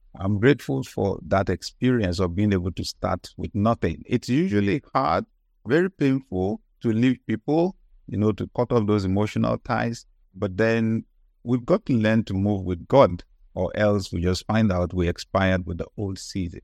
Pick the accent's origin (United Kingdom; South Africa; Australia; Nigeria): Nigeria; I grew up in Nigeria